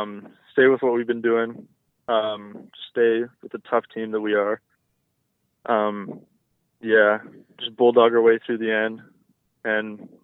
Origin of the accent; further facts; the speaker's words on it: Canada; it was definitely a really good place to be as a Canadian for sure.